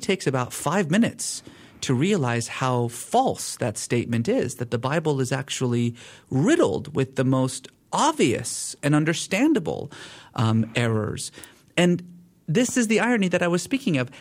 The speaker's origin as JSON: {"language": "English", "country": "Iran", "tie": "born or raised there", "said": "I was born in Iran."}